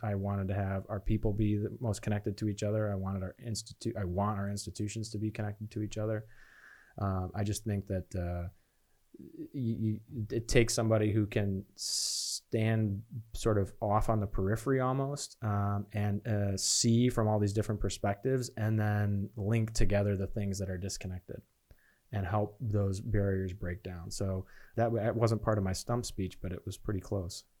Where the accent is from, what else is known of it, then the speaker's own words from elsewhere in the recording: Chicago, Illinois, United States; moved away as an adult; also born or lived in Beloit, Wisconsin / Phoenix, Arizona; now in Charlotte, United States; I was born in Beloit, Wisconsin, and I grew up, uh, in the suburbs of Chicago and stayed there until I went to college